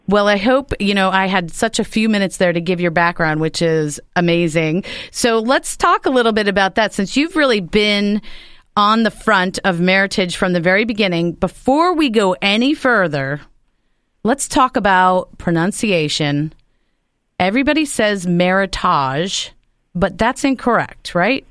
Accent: New Jersey, United States; moved away; you're on the horn from my home state of New Jersey

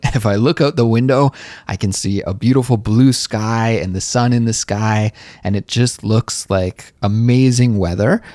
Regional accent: Canada; moved away as an adult; now in Seoul, South Korea; I'm a Canadian, and I currently live in Seoul, South Korea

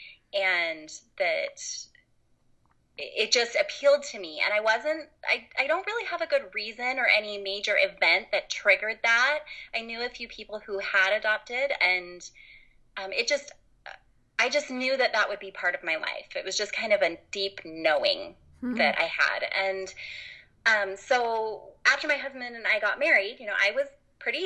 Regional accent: Utah, United States; I grew up in Utah, lived here most of my life

